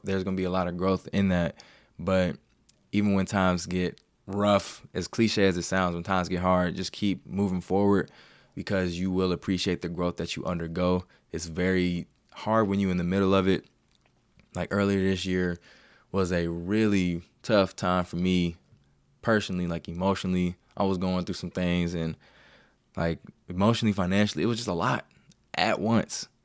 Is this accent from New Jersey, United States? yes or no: no; Cincinnati, Ohio, United States; moved away as an adult; also born or lived in Kent, Ohio; now in Columbus, United States; I'm from Cincinnati, went to Kent State.